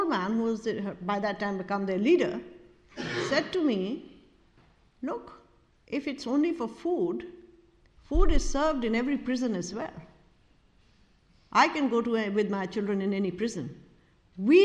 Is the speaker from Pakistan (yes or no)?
yes; Pakistan; We are Pakistan because we are South Asians